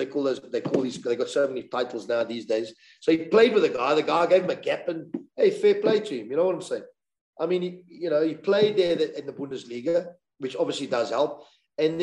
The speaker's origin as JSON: {"language": "English", "country": "South Africa", "said": "where are you from? South Africa"}